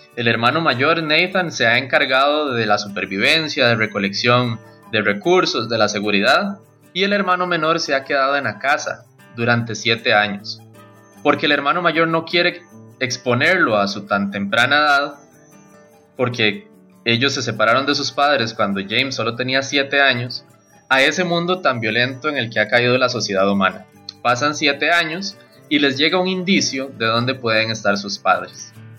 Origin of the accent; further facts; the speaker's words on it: Costa Rica; first language Spanish; soy costarricense, un autor nacional